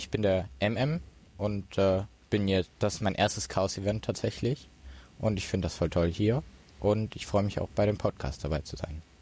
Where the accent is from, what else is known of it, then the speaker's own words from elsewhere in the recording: Duisburg, North Rhine-Westphalia, Germany; Ich komme aus Duisburg und wurde von Gammler angeschleppt.